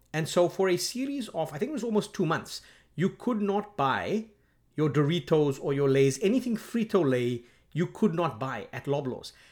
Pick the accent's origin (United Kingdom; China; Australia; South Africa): South Africa; I'm from South Africa